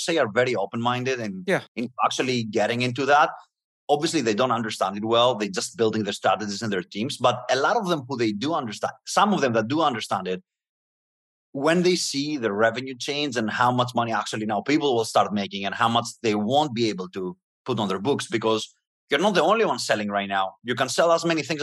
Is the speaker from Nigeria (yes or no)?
no; Greece; moved away as an adult; now in United States; I'm coming from Greece. I was born in a middle class family, and I knew how hard it was I had to move to the US to have opportunities